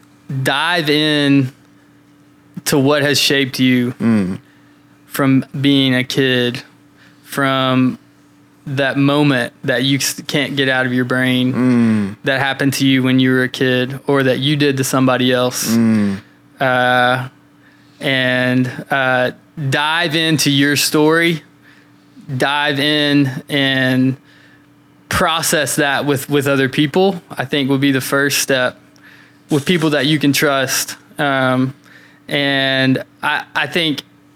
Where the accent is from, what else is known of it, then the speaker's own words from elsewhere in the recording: London, Kentucky, United States; moved away; London, Kentucky? That's my hometown